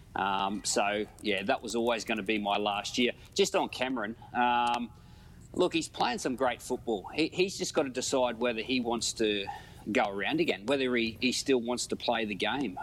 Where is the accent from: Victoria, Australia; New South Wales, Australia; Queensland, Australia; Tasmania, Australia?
Queensland, Australia; as a Queenslander